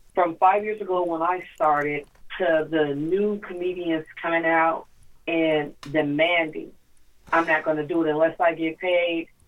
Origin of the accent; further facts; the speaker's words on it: Tacoma, Washington, United States; I'm from Tacoma like you are.